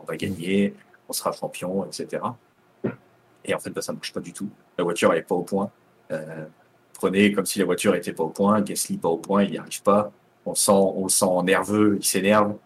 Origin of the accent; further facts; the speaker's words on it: France; on est français